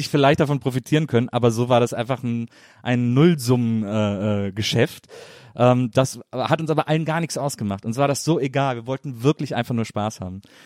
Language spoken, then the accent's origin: German; Wesseling, North Rhine-Westphalia, Germany; Ich komme aus Wesseling, zwischen Köln und Bonn.